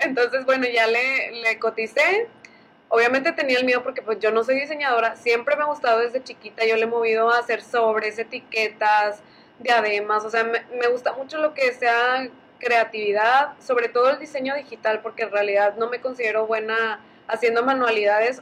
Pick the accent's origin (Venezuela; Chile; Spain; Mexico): Mexico; Allende, Nuevo León; se nota que soy de Allende